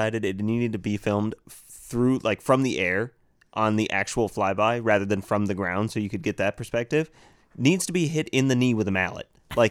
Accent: United States; maybe that's because we're American.

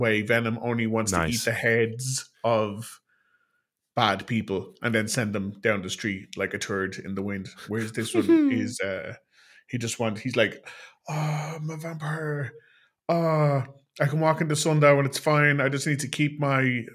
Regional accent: Ireland; an Irishman in Ireland

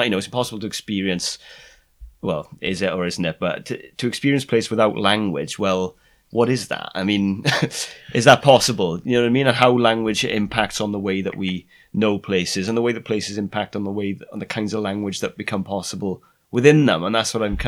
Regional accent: Swansea, Wales, United Kingdom; growing up in South Wales, in Swansea

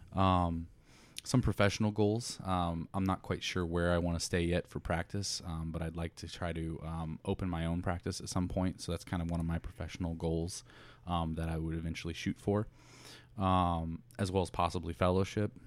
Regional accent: Indiana, United States; moved away as an adult; also born or lived in Chicago; now in Plantation, Florida, United States; born and raised in Indiana

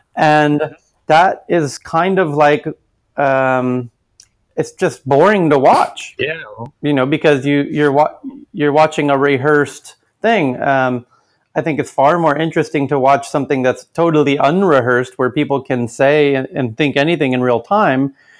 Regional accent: United States; now in Stockholm, Sweden; as an American

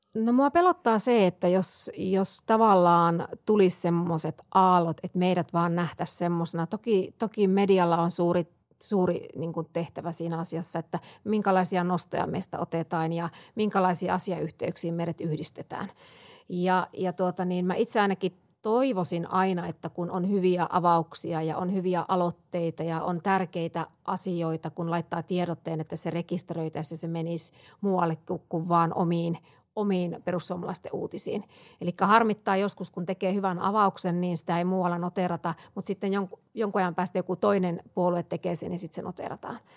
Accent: Siilinjärvi, North Savo, Finland; moved away; minä olen Savosta kotosi kanssa Joo. Siilijärveltä

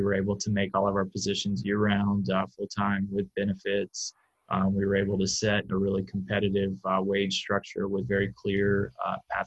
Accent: Atlanta, Georgia, United States; now in Milwaukee, United States; I grew up in Metro Atlanta, Georgia

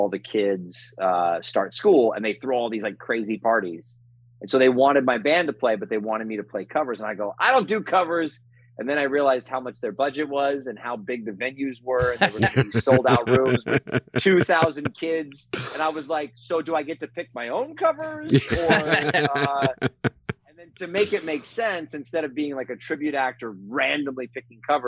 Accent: Las Vegas, Nevada, United States; Vegas, which is my hometown.

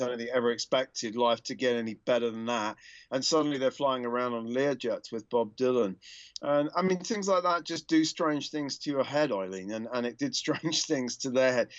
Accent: United Kingdom; moved away; also born or lived in United States; like a lot of Brits

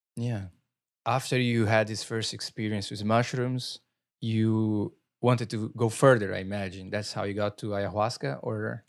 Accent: Brazil; accent: Brazilian; moved away; growing up in Brazil

